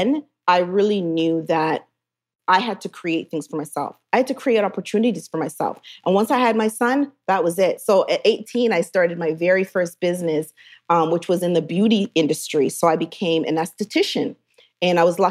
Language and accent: English; Hamilton, Ontario, Canada; moved away as an adult; also born or lived in Jamaica / Toronto, Canada; now in Atlanta, United States; being born in Jamaica. And like you said, I was raised in Canada. I was actually raised in Hamilton. And I grew up in Toronto before I made it to Atlanta.